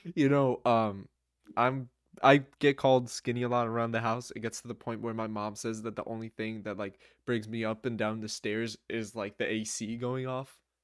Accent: New Jersey, United States; I am from the United States, from Jersey, to be more specific.

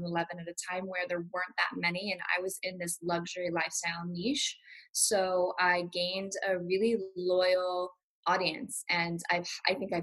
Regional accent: Malibu, California, United States; also born or lived in Beverly Hills; I grew up in LA. I grew up in Malibu

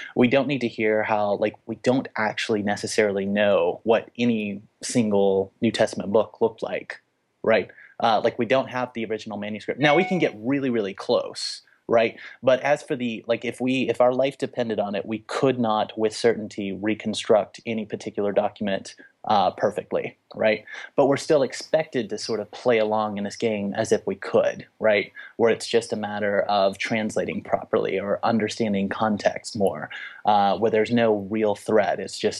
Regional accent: the South, United States; I mean, I'm from the Bible belt, so it works even worse down there.

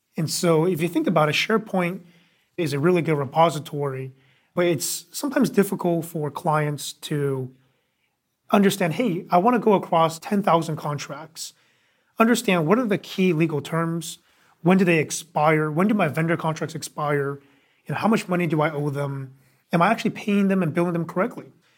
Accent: Bay Area, California, United States; also born or lived in New York; originally from the Bay Area, so grew up, uh, loving technology

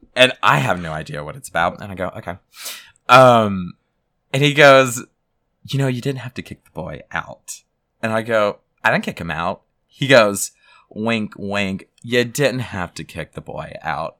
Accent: South Louisiana, United States; I was raised in South Louisiana

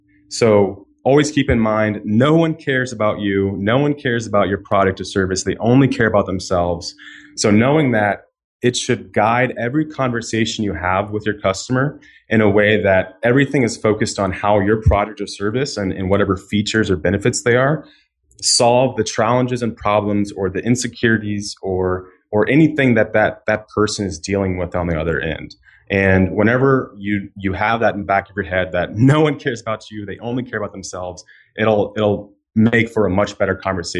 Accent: Florida, United States; now in Chicago, United States

